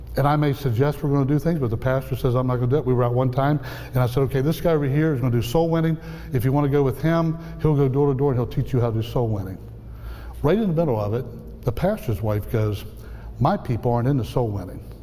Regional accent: outside the Appalachians, United States; I grew up outside the Appalachians

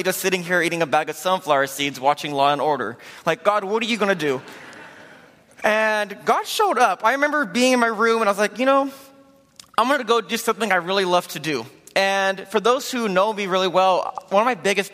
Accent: Ontario, California, United States; also born or lived in Chino, California; I was born in Chino, California, raised in Ontario.

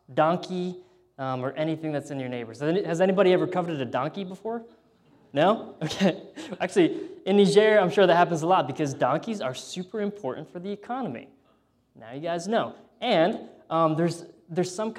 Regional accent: United States; moved away; being an American there

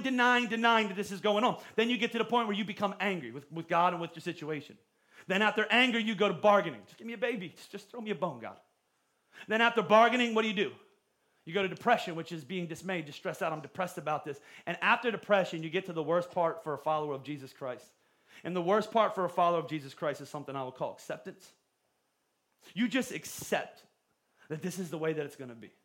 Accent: Pottstown, Pennsylvania, United States; I grew up in Pottstown

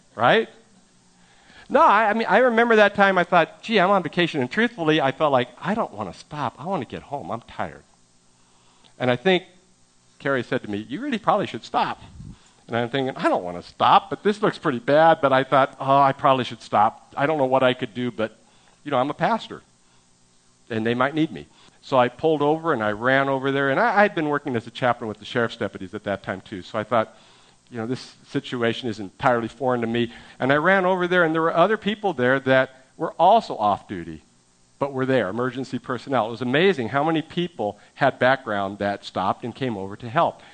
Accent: San Francisco Bay Area, California, United States; moved away; I'm from the San Francisco Bay Area

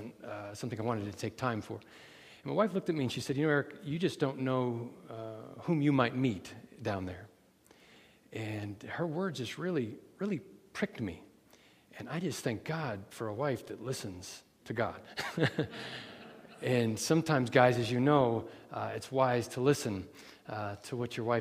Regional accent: northeast Iowa, United States; we are from Iowa, northeast Iowa

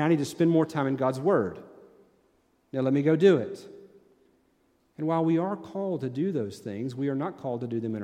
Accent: Tennessee, United States; moved away as an adult; I'm from Tennessee

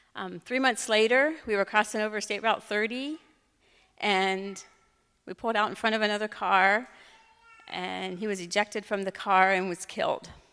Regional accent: Fredericksburg, United States; I grew up in Fredericksburg

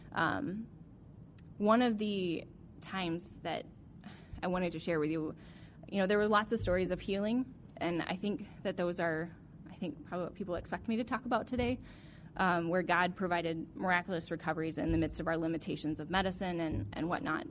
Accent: Alaska, United States; growing up in Alaska

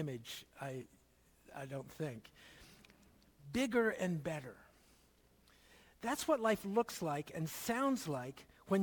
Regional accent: Philadelphia, Pennsylvania, United States; When I was growing up in Philadelphia

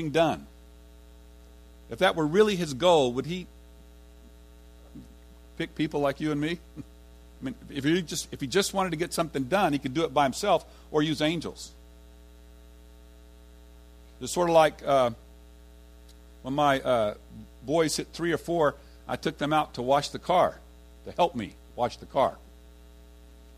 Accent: Fort Worth, Texas, United States; I'm from Fort Worth, and I lived on the east side, and I was going to TCU

